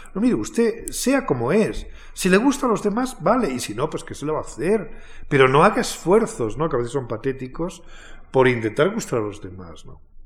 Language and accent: Spanish; Alburquerque, Extremadura, Spain; now in Madrid, Spain; en Alburquerque, en mi pueblo